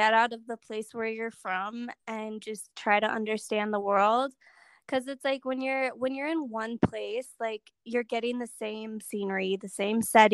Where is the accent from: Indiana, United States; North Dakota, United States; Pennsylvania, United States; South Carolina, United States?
North Dakota, United States; I'm from North Dakota